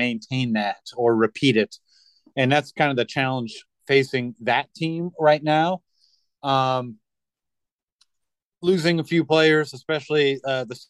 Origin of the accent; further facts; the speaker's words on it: Midwest, United States; I'm from the Midwest